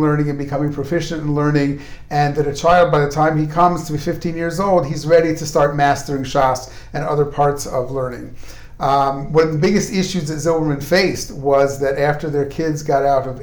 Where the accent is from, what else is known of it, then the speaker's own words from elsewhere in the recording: Baltimore, Maryland, United States; accent: American; moved away as an adult; now in Ramat Beit Shemesh, Israel; my nice American accent originated in Baltimore